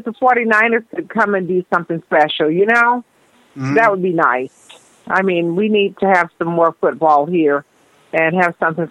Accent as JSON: {"language": "English", "town": "San Antonio", "region": "Texas", "country": "United States", "tie": "born or raised there", "moved": "yes", "lives_now": "Glendale, United States", "said": "I grew up in San Antonio."}